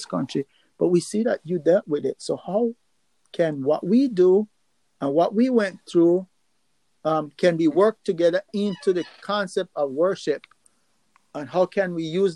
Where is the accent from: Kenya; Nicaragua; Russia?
Nicaragua; moved away; also born or lived in New York City, United States; I grew up in Nicaragua